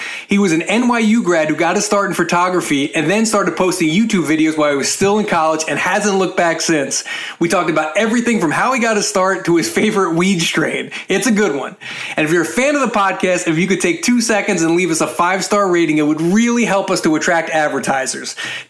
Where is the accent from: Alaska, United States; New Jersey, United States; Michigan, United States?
New Jersey, United States; which I'm from South Jersey, up 95.